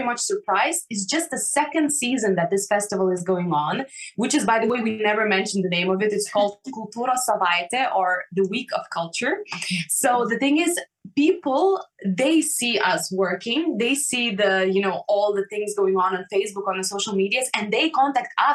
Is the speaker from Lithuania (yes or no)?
yes; Lithuania; English is a second language; moved away as an adult; my hometown where everything started, where we were you know, stepping our first musical steps here